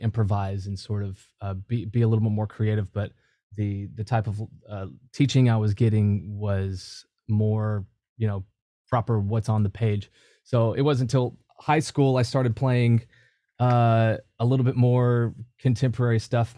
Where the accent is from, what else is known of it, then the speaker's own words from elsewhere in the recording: Cookeville, Tennessee, United States; moved away as an adult; my hometown. That's, uh, Cookville. It's, uh, right in between Nashville and Knoxville